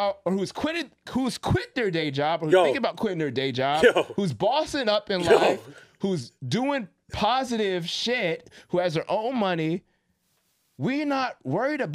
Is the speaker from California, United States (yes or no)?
yes; California, United States; I'm from Cali